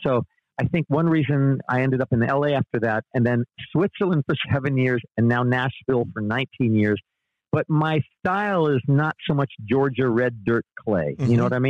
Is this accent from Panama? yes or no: yes; Panama; From 8 to 18, I was raised in Panama.